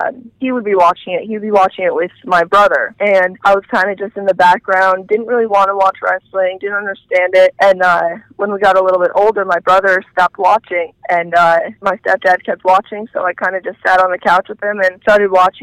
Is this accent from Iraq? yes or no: no; Warwick, Rhode Island, United States; I was born here in Rhode Island, born and raised, and I grew up in Warwick, Rhode Island, which is a small little city right outside of Providence, our capital.